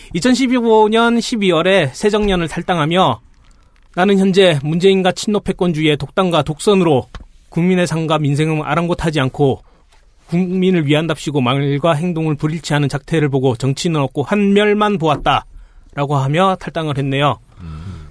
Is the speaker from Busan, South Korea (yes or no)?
yes; Busan, South Korea; 사하 갑은 제가 학창 시절을 보냈던 동네입니다